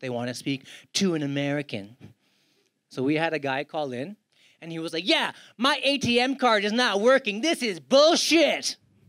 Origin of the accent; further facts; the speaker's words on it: India; I was like, Manjunath, you're Indian. I'm Indian.